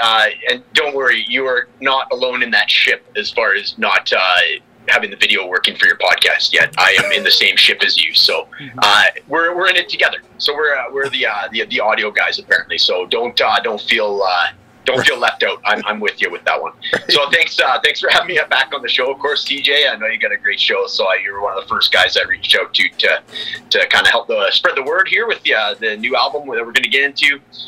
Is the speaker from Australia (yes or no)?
no; Prince George, British Columbia, Canada; moved away as an adult; also born or lived in Edmonton / Calgary; So I was born in Prince George, BC, 80,000 people. So that's when we moved to Edmonton. We started in Calgary, about 1 million people.